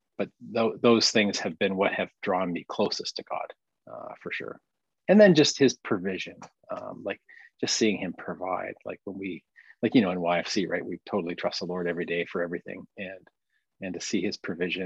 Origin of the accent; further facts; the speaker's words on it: London, Ontario, Canada; also born or lived in Barrie, Ontario / Sarnia, Ontario / Bancroft, Ontario; Did my growing up years in London